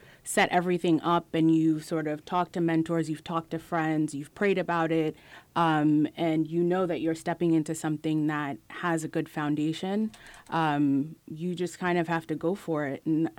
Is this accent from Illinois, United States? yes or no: no; Long Island, New York, United States; moved away as an adult; also born or lived in Philadelphia; now in Atlanta, United States; I'm from New York originally.